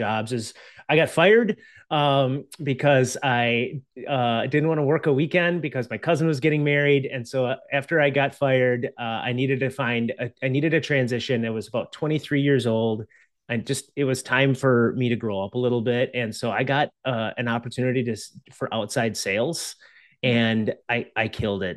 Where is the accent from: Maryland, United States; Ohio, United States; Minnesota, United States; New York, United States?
Minnesota, United States; Minneapolis–Saint Paul; I grew up here in the Twin Cities.